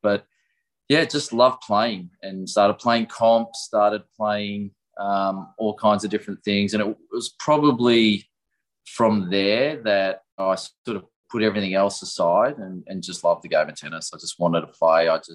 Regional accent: Melbourne, Victoria, Australia; I'm a Melbourne boy, born in Melbourne, grew up in Melbourne, spent my whole life pretty much here

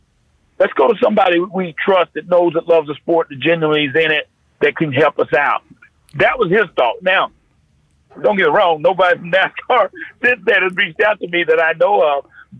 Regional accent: North Carolina, United States; born or raised there

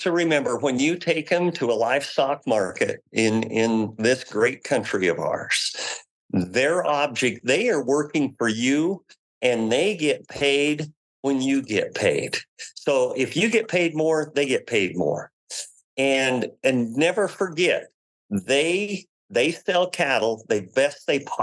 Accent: United States

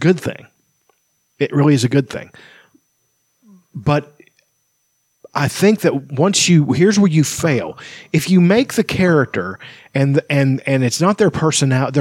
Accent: Appalachia, United States; I'm Appalachian, but I never say I'm an Appalachian American.

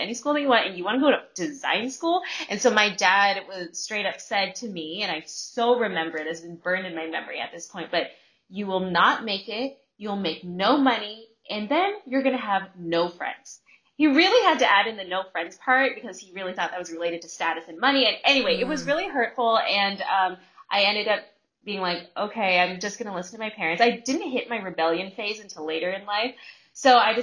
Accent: California, United States; also born or lived in Bay Area; I actually grew up in Southern California and Northern California

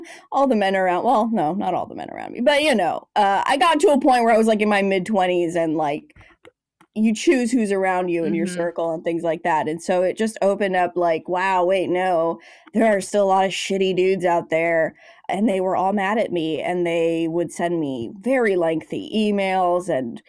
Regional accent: Los Angeles, California, United States; And then I came to LA, which is my hometown. I basically just came home and kept going, kept doing the damn thing.

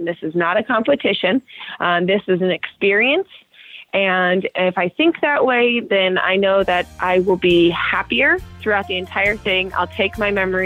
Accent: Meridian, Idaho, United States; I'm still from Meridian, Idaho.

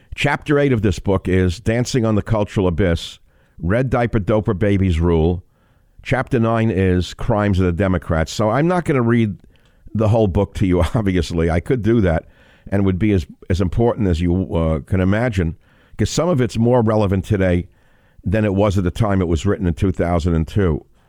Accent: New York City, New York, United States; We had a little apartment in the Bronx

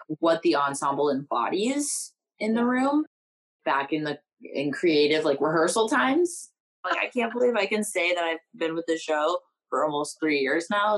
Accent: Kansas, United States; we're from Kansas

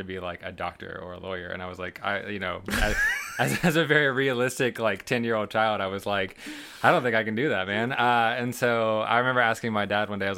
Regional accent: Winston-Salem, North Carolina, United States; also born or lived in Charleston; I'm from Winston, like you said. I grew up here, kind of born and raised, honestly, and I've kind of lived all over Winston

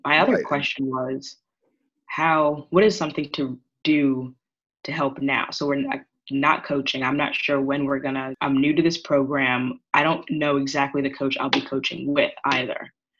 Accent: Long Island, New York, United States; I'm 25 and I was alive for 9/11 and I'm from New York. So I was on Long Island when this happened.

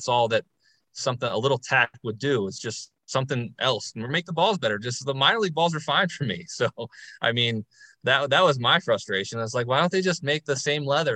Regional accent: Baltimore, Maryland, United States; play for my hometown team

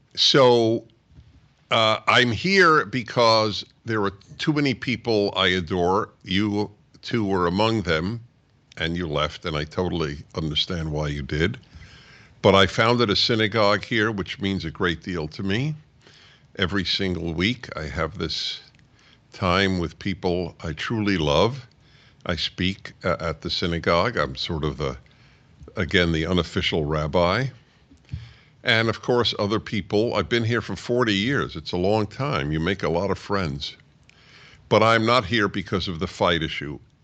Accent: New York, United States; I'm a Jew from New York who went to Columbia

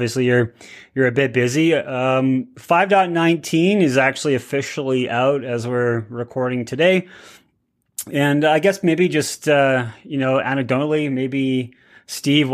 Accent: Canada; being a Canadian

